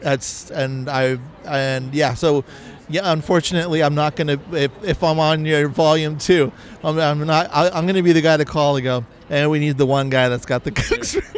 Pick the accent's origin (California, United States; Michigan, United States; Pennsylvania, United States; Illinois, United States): California, United States; accent: California; I just got my California accent